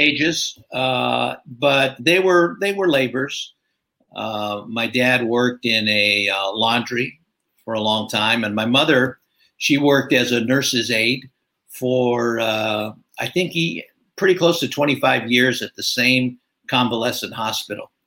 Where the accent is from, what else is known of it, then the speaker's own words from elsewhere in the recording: California, United States; I'm a California native, so uh, early years in uh, northern in Southern California, then uh, moved up. Parents moved up to northern